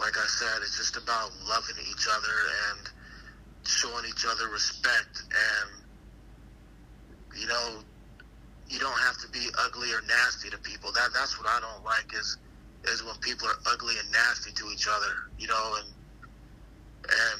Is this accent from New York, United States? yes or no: no; Arizona, United States; I'm born and raised in Arizona